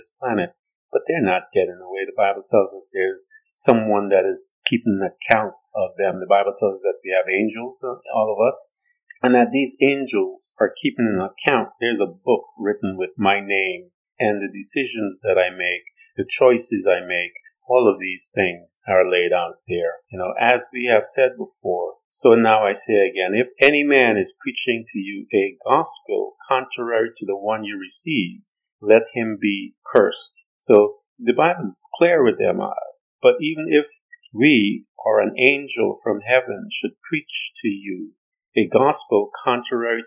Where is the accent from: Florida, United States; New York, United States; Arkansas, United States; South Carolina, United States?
New York, United States; I'm from New York